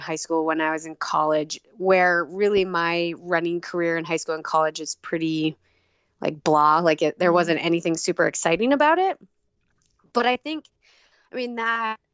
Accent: northern Minnesota, United States; moved away as an adult; now in Idaho, United States; I grew up in Minnesota. I live in Idaho now

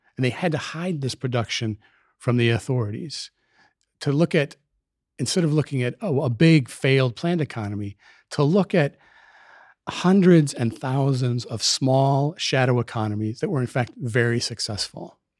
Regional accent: Minneapolis, Minnesota, United States; moved away as an adult; also born or lived in Hartford, Connecticut; I was born in Minneapolis. I lived in Minneapolis, uh, during my childhood, the formative years

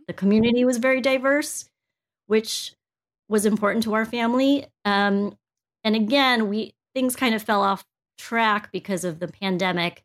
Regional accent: United States; I was born here in the States

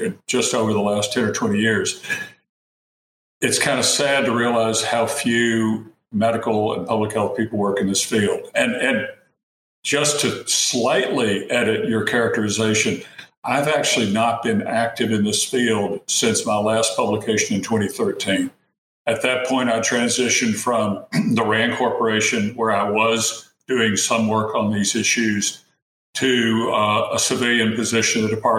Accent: East Tennessee, United States; I was born and raised in East Tennessee in a small town.

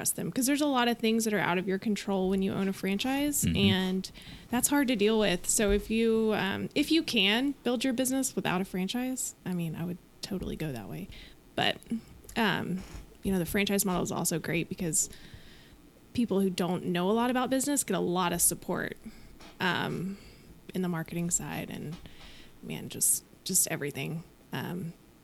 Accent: Wylie, Texas, United States; born or raised there; also born or lived in Plano, Texas

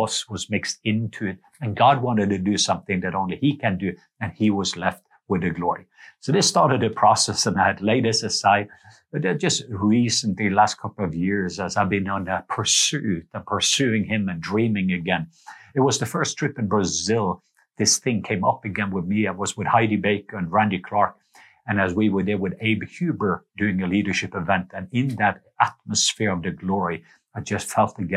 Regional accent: Norway; moved away; I remember me as a kid growing up in Norway

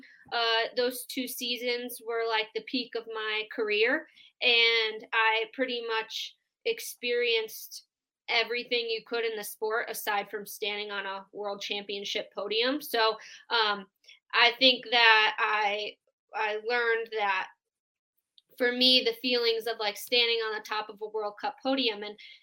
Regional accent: Wisconsin, United States; moved away as an adult; now in Colorado Springs, United States; I'm from Wisconsin originally, but when I finished college at Marion University, right when I graduated, I moved out to Colorado as fast as I could

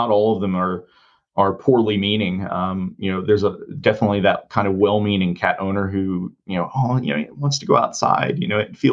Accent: Shenandoah Valley, Virginia, United States; moved away as an adult; I grew up in the Shenandoah Valley

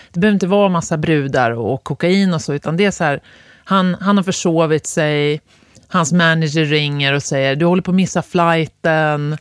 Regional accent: Östersund, Jämtland, Sweden; moved away; also born or lived in Gävle; där jag växte upp, Östersund

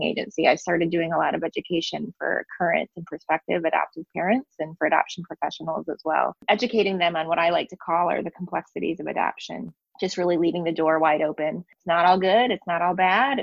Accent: West Michigan, United States; also born or lived in Daegu, South Korea; I grew up in West Michigan, which is a predominantly white community, and it is also predominantly Dutch

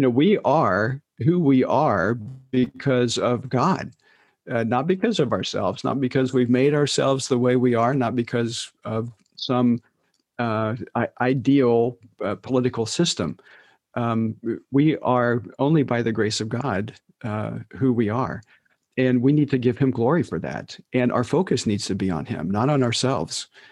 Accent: United States; who we are as American evangelicals

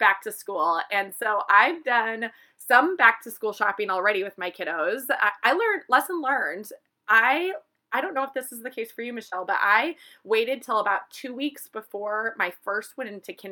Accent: Minnesota, United States; we're from Minnesota

